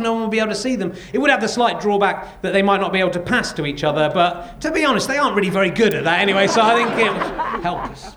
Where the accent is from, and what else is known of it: England, United Kingdom